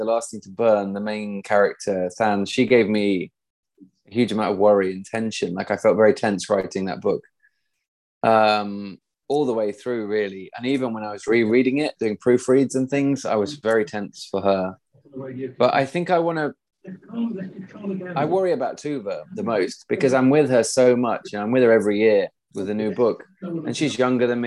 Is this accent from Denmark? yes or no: no; East Midlands, United Kingdom; now in Sweden; I'm from the East Midlands, from a family with no books or a home with no books.